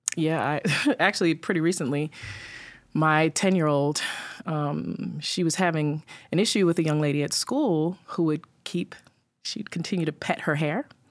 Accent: New York City, New York, United States; I grew up in Staten Island.

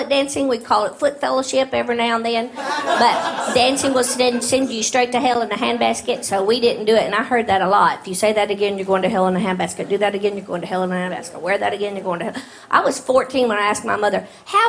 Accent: the Bible Belt, United States; I grew up in the Bible Belt

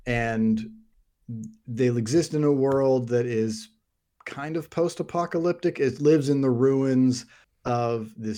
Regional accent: United Kingdom; if it's Goya, because we're British.

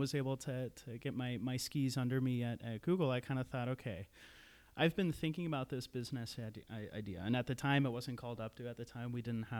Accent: St. Paul, Minnesota, United States; moved away as an adult; also born or lived in Iowa / Salt Lake City, Utah / Seattle; a kid from the Twin Cities, born and raised in St. Paul

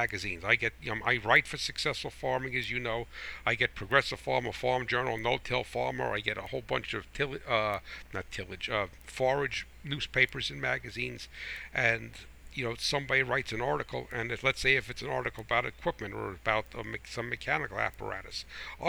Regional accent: United States; I am American first, I'm American farmer

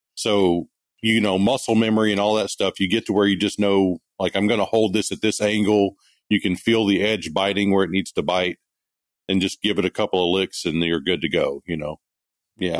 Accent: Kilgore, Texas, United States; moved away as an adult; also born or lived in Greenville, Mississippi / California; I grew up in East Texas, up in the Kilgore Longview area

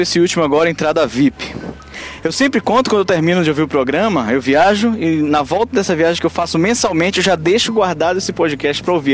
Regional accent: Salvador, Bahia, Brazil; now in Aracaju, Brazil; eu sou de Salvador, moro em Aracaju

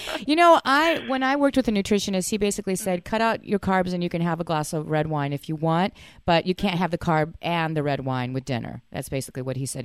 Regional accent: Fort Worth, Texas, United States; I'm from Fort Worth

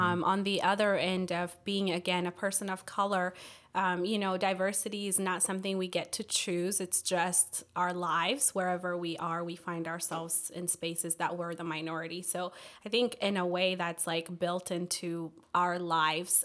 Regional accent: Ethiopia; also born or lived in Washington, D.C. area; now in Fort Mill, United States; my family and I moved from the D C area. Uh, we're originally from Ethiopia

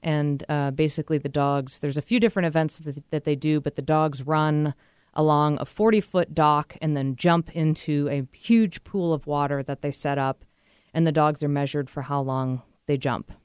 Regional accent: New England, United States; moved away; I'm from New England

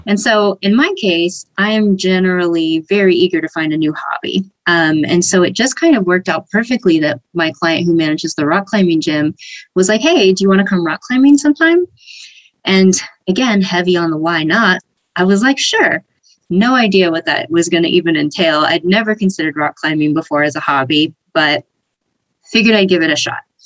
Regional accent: San Diego, California, United States; I'm from San Diego originally, and I've been here most of my life

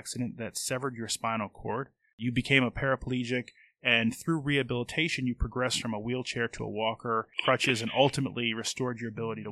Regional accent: New Jersey, United States; moved away; also born or lived in Northeast Philadelphia; a native of New Jersey myself

